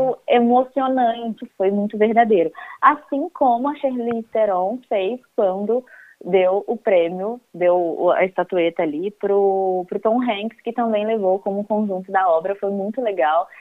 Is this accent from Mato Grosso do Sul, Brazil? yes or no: no; Fluminense, Rio de Janeiro, Brazil; Eu já sou uma pessoa que sou quase carioca, sou fluminense